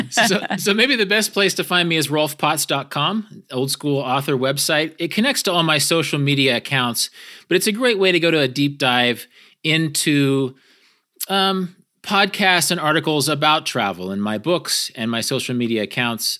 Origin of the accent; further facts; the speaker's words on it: American Great Plains, United States; I'm from, I'm from the American Great Plains